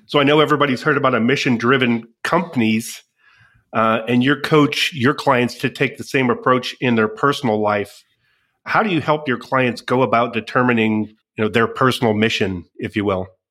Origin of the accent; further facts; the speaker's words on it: Midwest, United States; we're both from the Midwest